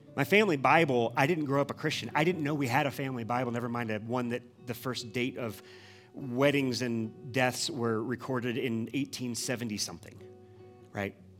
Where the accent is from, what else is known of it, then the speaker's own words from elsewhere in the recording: Midwest, United States; moved away; we're from the Midwest